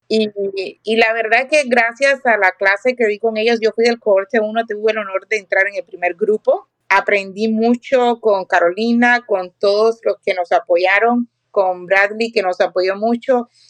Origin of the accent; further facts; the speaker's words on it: Cuba; moved away as an adult; now in Riverside County, United States; En Cuba, que vengo de Cuba, yo era maestra y cuando llegué a este país